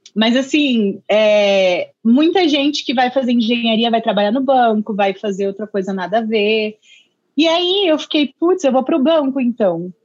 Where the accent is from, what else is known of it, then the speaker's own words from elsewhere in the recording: Indaiatuba, São Paulo, Brazil; moved away as an adult; also born or lived in Sorocaba; eu sou de Indaiatuba, interior, Indaiatuba. pertinho de Sorocaba